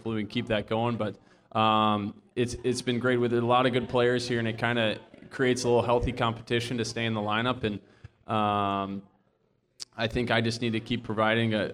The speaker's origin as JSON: {"language": "English", "town": "Saint Paul", "region": "Minnesota", "country": "United States", "tie": "born or raised there", "said": "Although I grew up in Minnesota, I grew up a Badger Packer fan"}